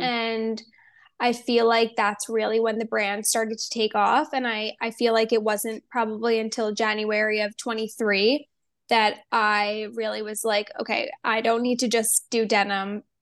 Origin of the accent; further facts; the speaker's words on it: New Jersey, United States; moved away as an adult; also born or lived in Pennsylvania / Miami; I grew up in New Jersey